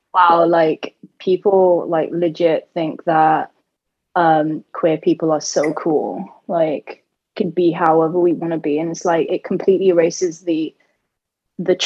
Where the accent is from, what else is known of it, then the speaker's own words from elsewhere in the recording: United Kingdom; I was so conflicted being British and Bengali and Sunni Muslim and gay and now non-binary